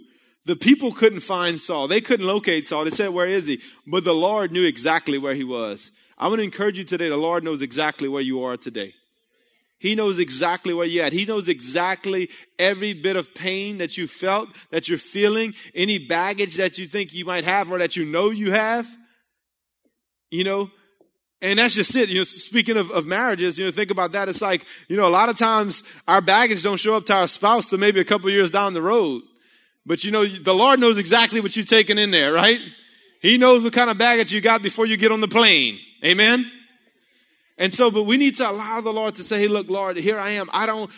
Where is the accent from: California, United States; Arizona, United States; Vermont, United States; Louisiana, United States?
Louisiana, United States; Breaux Bridge; I was a painter from Bro Bridge, you know?